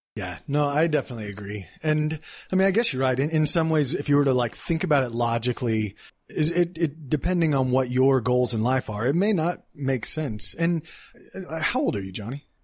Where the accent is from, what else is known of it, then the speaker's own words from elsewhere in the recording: Dallas, Texas, United States; moved away; In Texas, I'm from Dallas